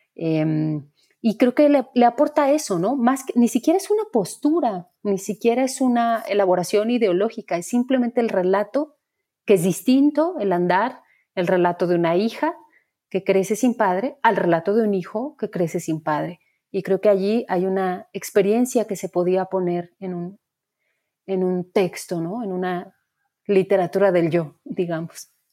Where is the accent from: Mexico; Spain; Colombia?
Mexico; en el lugar de donde vengo yo, que es todavía el interior de la República, con mucha pobreza, estudiando en una escuela pública